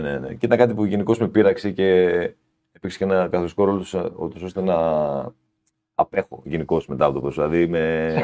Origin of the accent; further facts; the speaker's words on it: Larissa, Thessaly, Greece; Εγώ είμαι, ήμουν από τη Λάρισα, είμαι από τη Λάρισα